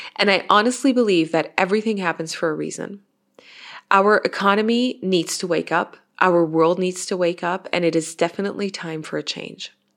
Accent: Innsbruck, Tyrol, Austria; here in my hometown in Innsbruck in Austria

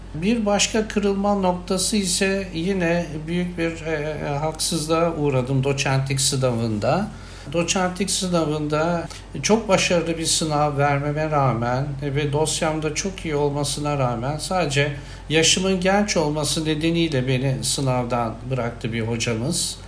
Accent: Samsun, Turkey; moved away as an adult; also born or lived in Erzurum; Samsun'a gidecektim kendi memleketime

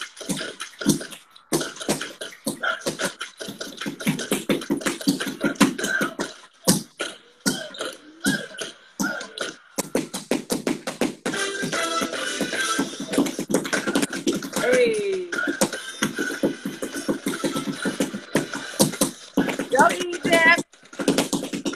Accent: United States; DMV represent. You know, that's my hometown.

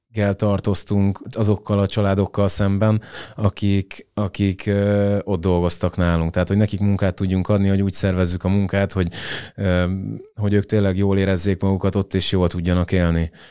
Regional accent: Hungary; moved away as an adult; also born or lived in England; kétezer-tizennyolc óta akkor költöztünk haza Angliából

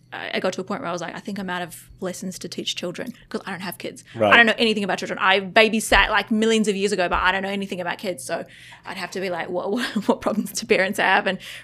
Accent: Australia; also born or lived in New Zealand / Vietnam; I grew up in Australia and New Zealand. And then I actually also spent about 3 years in Vietnam.

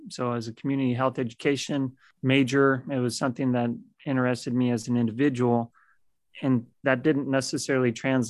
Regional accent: Great Falls, Montana, United States; born there; I was born in Great Falls, Montana, when he was doing his crew assignment up there in the 10th and 12th missile squadrons.

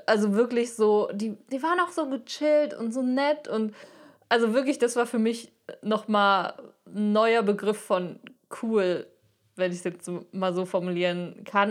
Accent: Frankfurt, Hesse, Germany; Ich komme aus Frankfurt

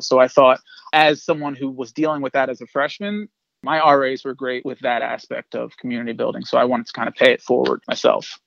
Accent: Delaware, United States; moved away as an adult; now in New York City, United States; I'm originally from Delaware. I came to New York as an 18-year-old

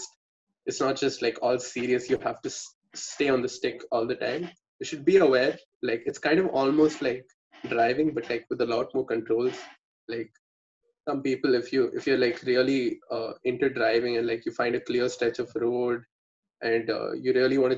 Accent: Bangalore, Karnataka, India; I'm from Bangalore, so I know the Bangalore region folks

